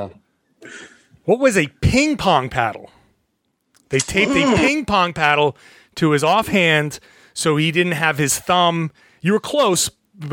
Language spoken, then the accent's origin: English; Pawtucket, Rhode Island, United States; I'm a lifelong Rhode Islander, born and raised in Pawtucket, Rhode Island